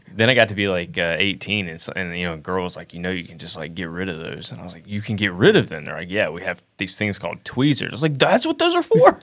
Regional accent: Alabama, United States; I'm from Alabama

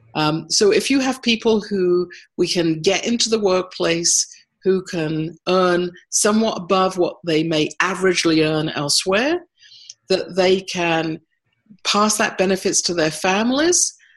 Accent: United States; moved away as an adult; also born or lived in Alberta, Canada; now in Canada; I was the US uh, representative with my accent

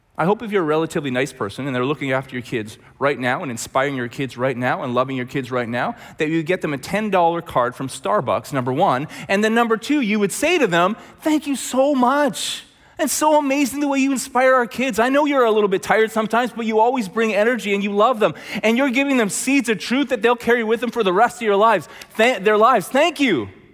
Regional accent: Red Deer, Alberta, Canada; also born or lived in Langley; we're both from Red Deer

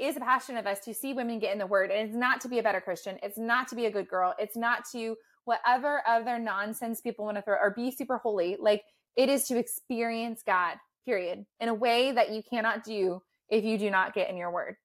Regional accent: United States; as like American students

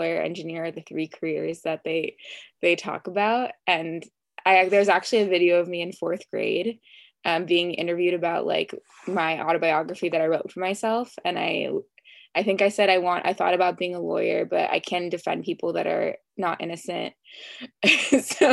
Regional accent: Los Angeles, California, United States; also born or lived in West Hollywood, Beverly Hills area; I'm from LA, not too far from USC in Brentwood

